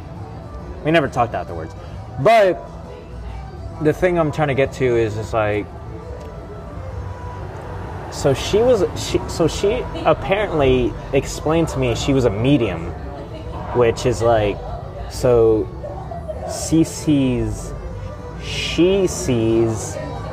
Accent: Galveston, Texas, United States; now in New Orleans, United States; where I grew up in Galveston

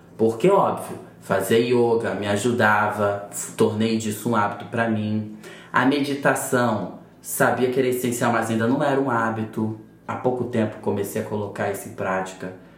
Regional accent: Duque de Caxias, Rio de Janeiro, Brazil; moved away as an adult; also born or lived in Botafogo, Rio de Janeiro; now in Rio de Janeiro, Brazil; Eu venho lá de Caxias, da Baixada Fluminense. E tô morando aqui agora em Botafogo

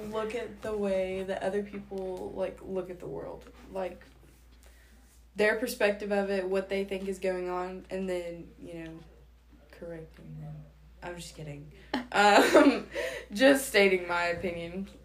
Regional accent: Mulberry, United States; Um, I'm from Mulberry, and I don't really have time for hobbies.

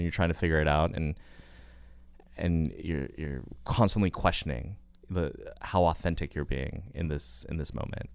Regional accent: United States; I'm an American

